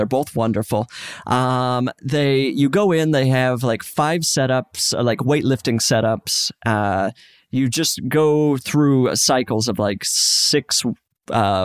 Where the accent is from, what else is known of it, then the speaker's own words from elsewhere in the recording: Salt Lake City, Utah, United States; now in Los Angeles, United States; I'm from Utah.